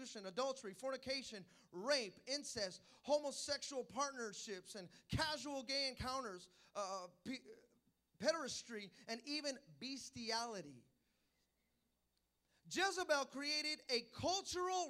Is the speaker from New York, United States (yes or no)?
no; Hayward, California, United States; where are you from? I go, Hayward